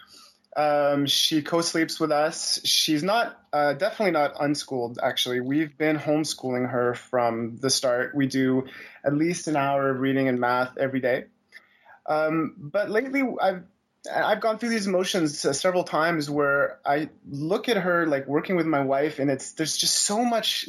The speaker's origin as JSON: {"language": "English", "town": "Montreal", "region": "Quebec", "country": "Canada", "said": "I'm from Montreal, so both my wife and daughter are more or less French"}